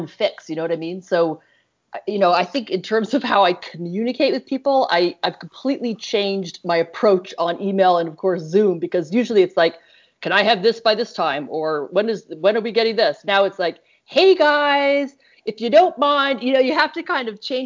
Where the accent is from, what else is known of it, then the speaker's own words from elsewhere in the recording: East Coast, United States; now in California, United States; Bailey and I are both from the East Coast